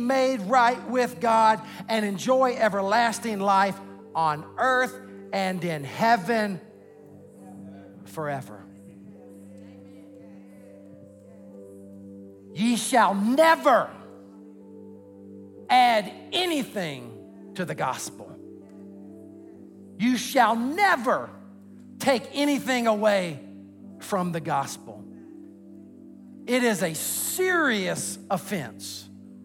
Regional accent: the South, United States; I was raised in the South, the buckle of the Bible Belt.

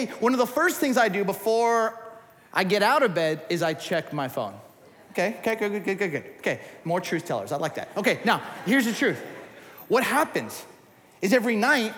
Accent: Southern California, United States; I grew up in Southern California

